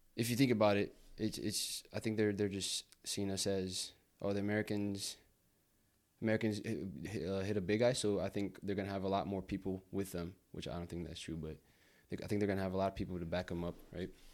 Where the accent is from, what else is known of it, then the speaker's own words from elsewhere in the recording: Brazil; now in United States; I was born in the States and I grew up in Brazil.